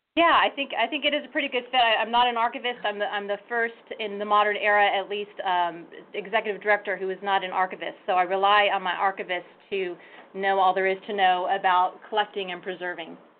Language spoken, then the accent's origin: English; Sonoma County, Northern California, United States; moved away as an adult; also born or lived in Binghamton, New York / Texas; now in Philadelphia, United States; I come from Northern California, from Sonoma County, what we uh, there like to call God's country